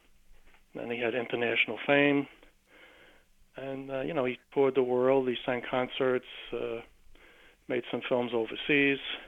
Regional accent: New York City, New York, United States; I'm from Brooklyn, New York.

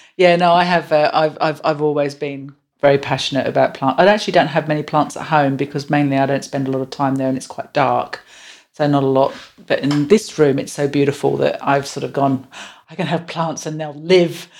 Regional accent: England, United Kingdom; moved away; I'm so English

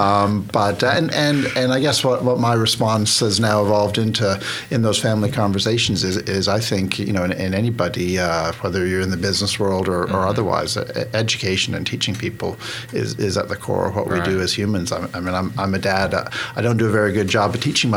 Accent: Vancouver, British Columbia, Canada; moved away as an adult; also born or lived in Boston, United States / Connecticut, United States / Hong Kong / Portland, United States; now in Oklahoma, United States; I grew up in Canada. I grew up mainly in Western Canada, a little bit in the city, a little bit rural, small town

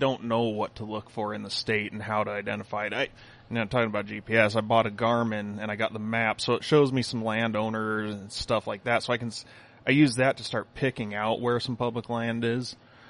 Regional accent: Arizona, United States; moved away as an adult; now in Minnesota, United States; I was born and raised in Arizona, moved to Minnesota 6 years ago.

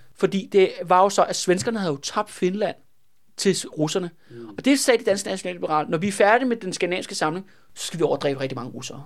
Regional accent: Denmark

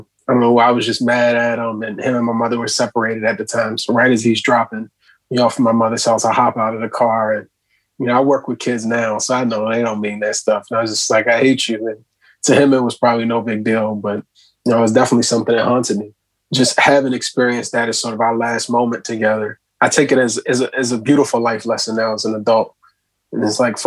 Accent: United States; as a young Black man growing up in America

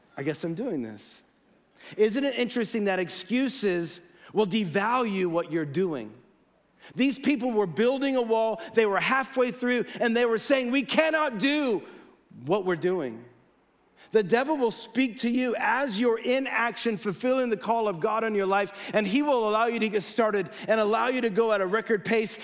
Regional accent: Los Gatos, California, United States; I was born in Los Gatos, uh, dedicated here as a baby by Pastor Ken

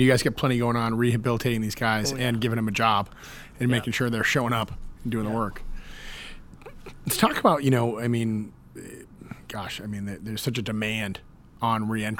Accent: Massachusetts, United States; moved away; my hometown, Massachusetts.

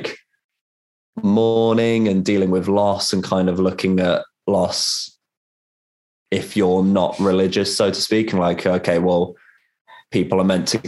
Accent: Rugby, West Midlands, United Kingdom; growing up in that environment, say, there's just fuck all

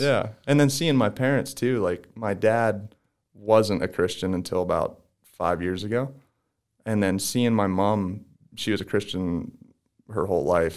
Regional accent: DuBois, Pennsylvania, United States; I'm from Du Bois, Pennsylvania

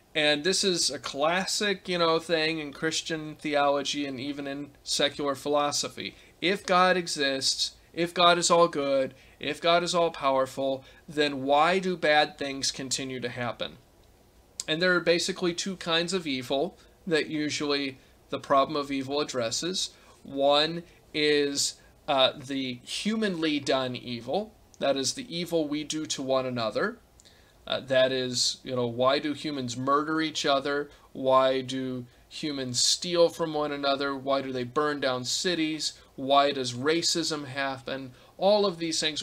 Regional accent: Gulf Coast of Texas and Louisiana, United States; moved away; where I grew up on the Gulf Coast of Texas and Louisiana

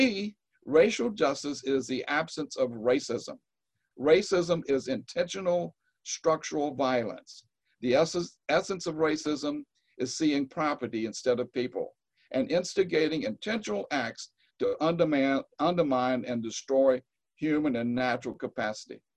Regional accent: Eastern North Carolina, United States; I grew up in Eastern North Carolina

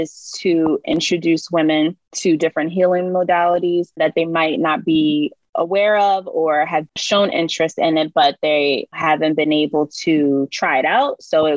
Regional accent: Philadelphia, Pennsylvania, United States; I've lived here all my life.

